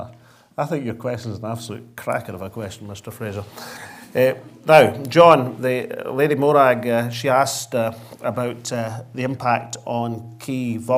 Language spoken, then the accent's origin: English; Linlithgow, Scotland, United Kingdom; my experience as a small boy growing up in Linlithgow